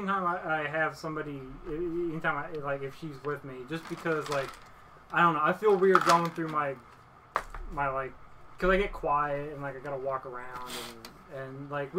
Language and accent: English; Dallas, Texas, United States; Yeah, I grew up in the Dallas-Fort Worth area. We moved, my family moved away and would come back a few times.